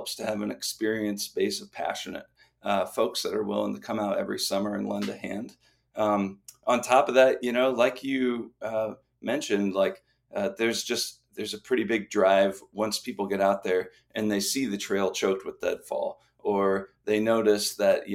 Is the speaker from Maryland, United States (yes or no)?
yes; East Coast, Maryland, United States; moved away as an adult; now in Kalispell, United States; I moved from Maryland. I grew up on the East Coast, and I came out in 2011 to join AmeriCorps